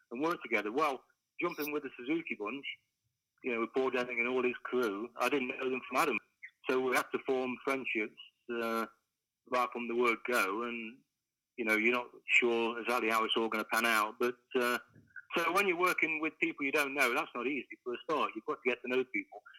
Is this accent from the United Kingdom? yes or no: yes; Kimberley, East Midlands, United Kingdom; a kid from from Kimberley